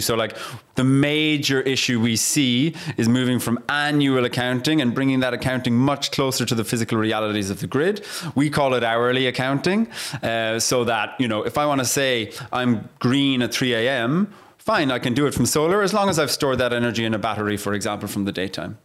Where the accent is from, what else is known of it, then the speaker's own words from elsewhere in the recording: Ireland; I'm Irish